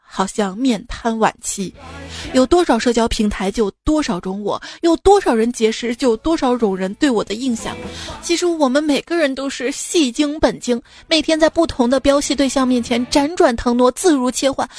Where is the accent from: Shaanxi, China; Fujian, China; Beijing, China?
Shaanxi, China; Xi'an; 我作为一个西安人